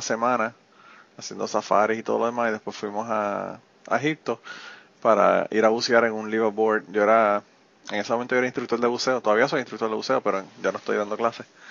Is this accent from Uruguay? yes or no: no; Utuado, Puerto Rico; moved away; yo soy de Utuado